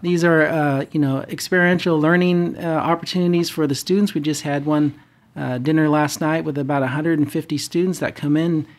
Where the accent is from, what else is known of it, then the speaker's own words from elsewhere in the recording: Fresno, California, United States; moved away as an adult; also born or lived in Denver, Colorado / Irvine, California / Bay Area, California; now in Orange County, United States; born and raised in the Central Valley in Fresno